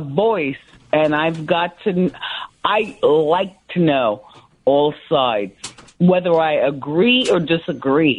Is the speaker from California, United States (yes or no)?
no; Ocean Township, New Jersey, United States; moved away as an adult; also born or lived in Livingston, New Jersey / Boston; now in New York, United States; I grew up in Ocean Township, New Jersey, the Wayside section